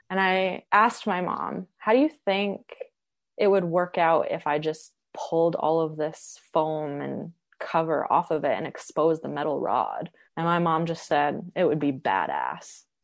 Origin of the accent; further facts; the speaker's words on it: Edmonton, Alberta, Canada; I grew up in Edmonton, which is not far from Banff and Jasper, and I have hiked my whole life.